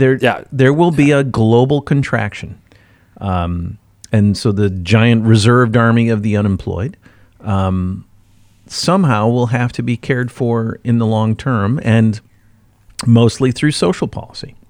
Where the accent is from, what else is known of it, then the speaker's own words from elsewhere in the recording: Midwest, United States; moved away; I'm from the Midwest